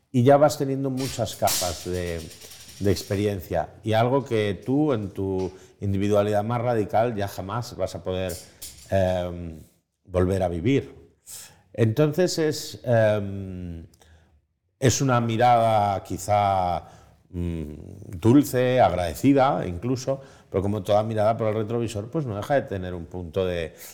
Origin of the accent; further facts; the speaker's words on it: Spain; como tantos españoles, yo nací en el país, el mejor país del mundo, en el país con una esperanza de futuro, con una esperanza más clara. Em, nací en el año 80.